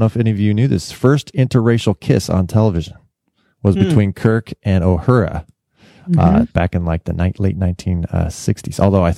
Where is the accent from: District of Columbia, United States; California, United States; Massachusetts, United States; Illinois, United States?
California, United States; Bay Area; And I grew up in the Bay Area.